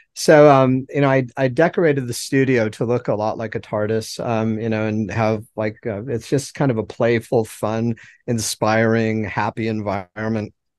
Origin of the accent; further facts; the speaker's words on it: Helena, Montana, United States; now in Mobile, United States; I was born in Heller, Montana, and, um, that's where I grew up and, you know, spent all of my formative, uh, years, uh, childhood and adolescence.